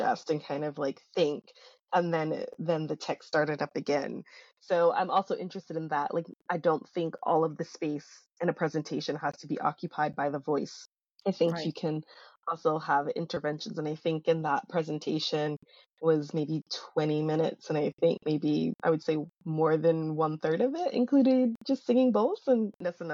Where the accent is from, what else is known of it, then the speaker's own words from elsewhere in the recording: New York City, New York, United States; I was born and raised in Brooklyn.